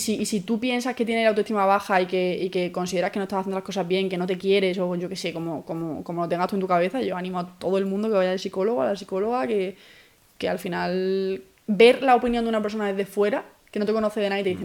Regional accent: Málaga, Andalusia, Spain; moved away as an adult; now in Madrid, Spain; Soy de Málaga, llevo cinco años aquí

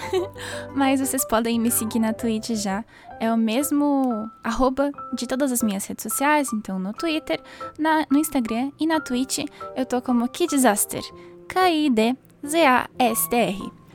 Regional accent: Brazil; que sou brasileira

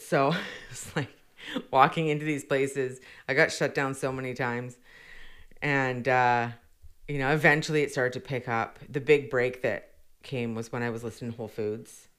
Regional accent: Victoria, British Columbia, Canada; I grew up born and raised in Victoria

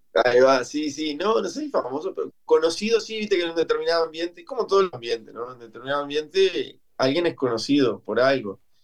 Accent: Lascano, Rocha, Uruguay; moved away as an adult; now in Montevideo, Uruguay; Y me vine para Montevideo, soy de Lascano, vine a Montevideo a estudiar

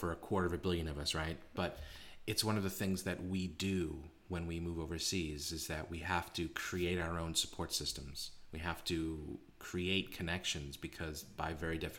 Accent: Boston, Massachusetts, United States; moved away as an adult; now in Beijing, China; I always identify as someone from Boston. I'm a Bostonian

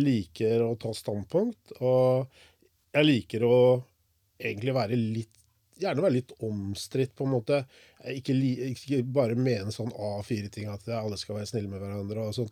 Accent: Porsgrunn, Vestfold og Telemark, Norway; Jeg er jo fra Eidanger. Vokste opp på Engefeltet på Eidanger.

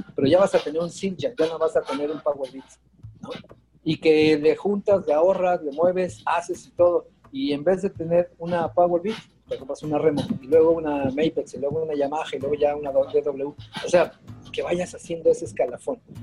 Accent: Mexico; como mexicano estamos muy, muy mal acostumbrados

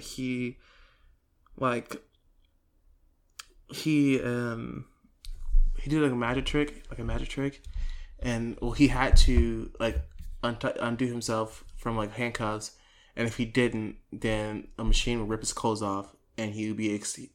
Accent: Texas, United States; I live in Texas my whole life

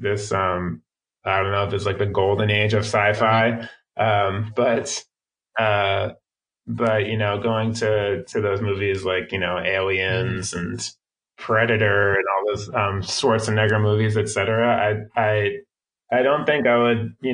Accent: Philadelphia, Pennsylvania, United States; moved away; I'm originally from Philadelphia

